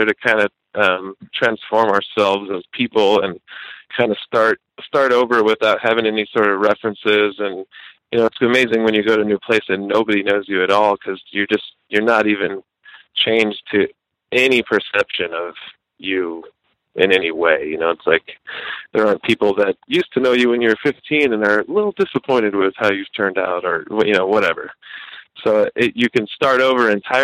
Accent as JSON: {"language": "English", "region": "Arizona", "country": "United States", "tie": "born or raised there", "also_born_or_lived": "Bellingham, Washington", "moved": "as an adult", "said": "I grew up in Arizona, you know, so it's just desert and suburbs"}